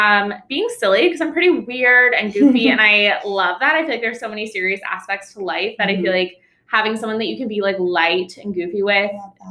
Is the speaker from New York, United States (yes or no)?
yes; New York, United States; moved away as an adult; also born or lived in Boston / Bermuda; now in San Francisco, United States; I'm from New York. I lived in Boston and Bermuda both for a little bit, and now I moved to San Francisco about 8 months ago during COVID, pandemic mover.